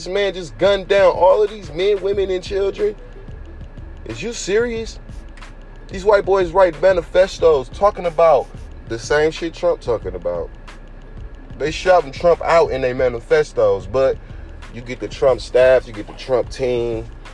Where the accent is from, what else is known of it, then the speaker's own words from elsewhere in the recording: United States; us as American citizens